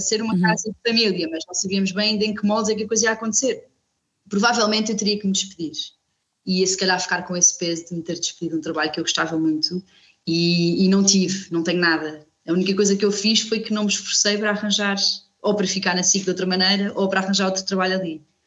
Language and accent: Portuguese; Coimbra, Centro, Portugal; moved away as an adult; also born or lived in Lisbon; now in Viana do Alentejo, Portugal; cresci em Coimbra, andei sempre em escolas públicas